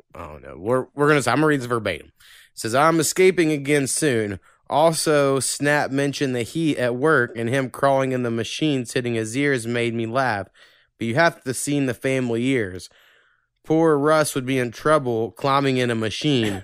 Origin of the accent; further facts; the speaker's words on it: Oklahoma, United States; we're from Oklahoma